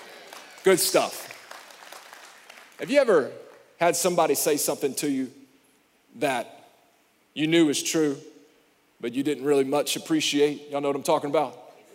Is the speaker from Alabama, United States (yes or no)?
yes; Alabama, United States; I'm from Alabama